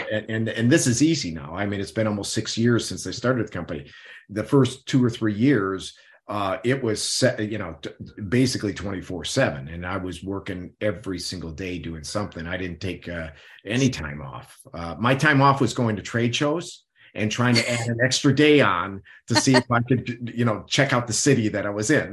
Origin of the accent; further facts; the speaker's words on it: Midwest, United States; I grew up in the Midwest, so I grew up in meat and potatoes